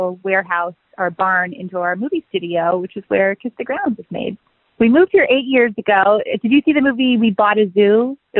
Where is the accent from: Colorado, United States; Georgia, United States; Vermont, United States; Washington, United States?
Vermont, United States; moved away; also born or lived in Los Angeles; I grew up in Vermont and in show business